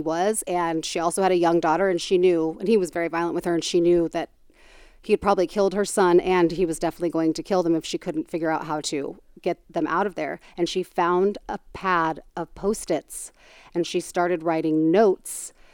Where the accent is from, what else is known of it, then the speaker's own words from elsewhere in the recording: Tucson, Arizona, United States; I'm from Tucson